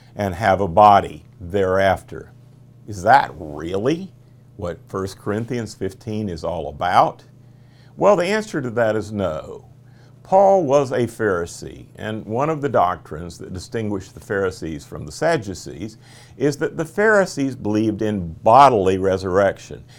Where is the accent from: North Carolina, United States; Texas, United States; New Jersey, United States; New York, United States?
North Carolina, United States; Charlotte; my hometown of Charlotte, North Carolina